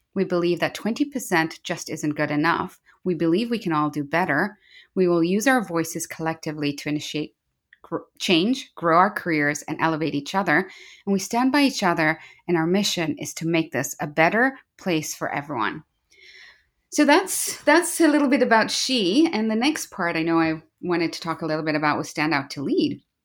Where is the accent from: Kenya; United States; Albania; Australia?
Kenya; moved away as an adult; also born or lived in United Kingdom; now in Vancouver, Canada; I'm from Kenya when I say Jambo, which is a greeting in Kenya. Uh, born and raised there